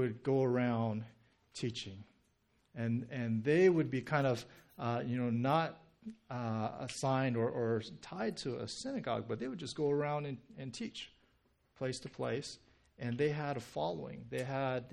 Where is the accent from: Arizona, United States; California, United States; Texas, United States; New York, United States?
California, United States; Southern; being born and raised in Southern California